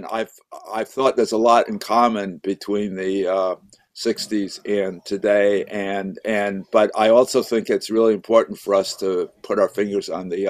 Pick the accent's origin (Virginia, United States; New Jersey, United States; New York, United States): New York, United States; also born or lived in Boston; Um, I'm originally from New York and Boston.